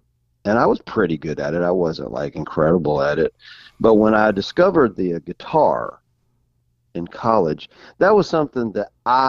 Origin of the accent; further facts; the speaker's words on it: Altamahaw-Ossipee, North Carolina, United States; moved away as an adult; also born or lived in Burlington, North Carolina / Florida / Austin, Texas / Nashville; Well, I'm actually originally from North Carolina. I grew up outside of, I actually was born in Burlington, North Carolina, and then I grew up outside of Elon College in a little town called Altima Hall, Ossipee, North Carolina.